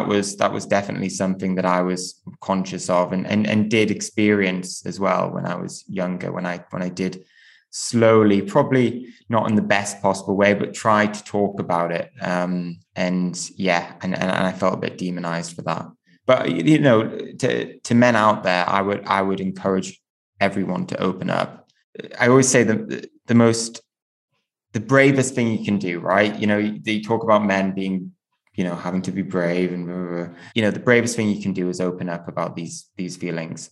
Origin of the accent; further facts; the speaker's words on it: Newcastle upon Tyne, North East England, United Kingdom; I grew up in Newcastle